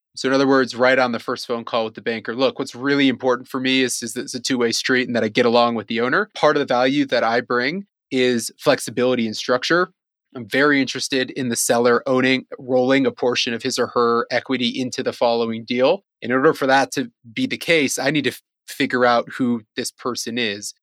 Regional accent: Cleveland, Ohio, United States; moved away as an adult; also born or lived in China; I'm from Cleveland, Ohio originally

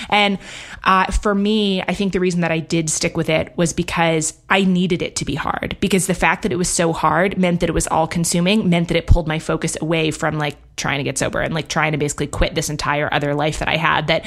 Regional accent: New York, United States; also born or lived in London, United Kingdom; And I grew up in New York, actually, and in London. And so was in big cities

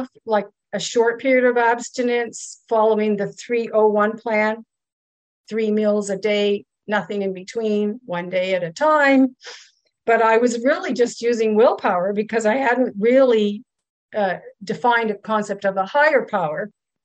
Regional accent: Ottawa, Ontario, Canada; also born or lived in Kingston, Ontario / Germany; I'm from Ottawa, Ontario, Canada

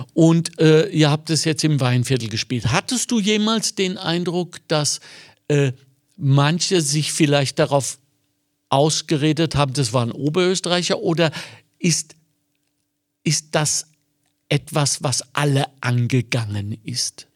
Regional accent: Germany; Und ich bin Deutscher

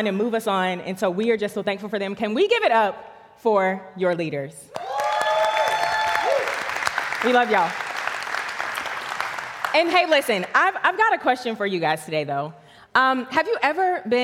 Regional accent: Charlotte, North Carolina, United States; I grew up right here in Charlotte, North Carolina, right down the street

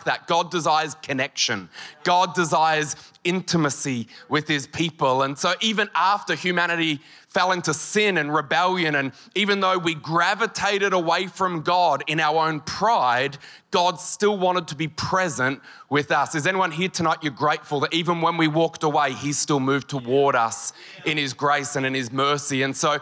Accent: Queensland, Australia; I'm just from Queensland

